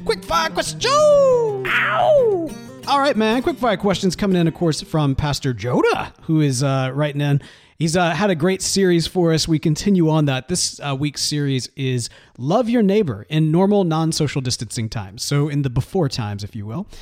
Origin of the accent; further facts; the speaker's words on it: Mississippi, United States; now in Texas, United States; growing up in Mississippi